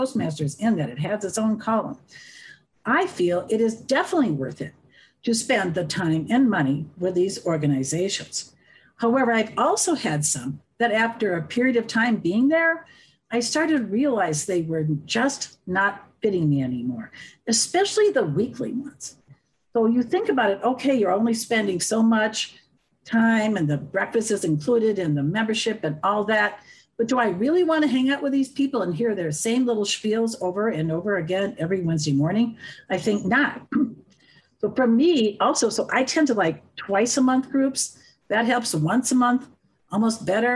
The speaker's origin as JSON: {"language": "English", "region": "Wisconsin", "country": "United States", "moved": "as an adult", "lives_now": "Colorado, United States", "said": "I'm from the Midwest. We're kind of a joining crowd up there from Wisconsin"}